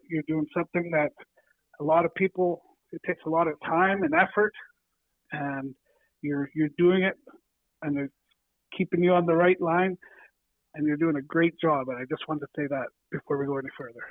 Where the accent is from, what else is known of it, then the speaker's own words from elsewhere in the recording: Estevan, Saskatchewan, Canada; came up from Estevan and Alameda and all over my hometown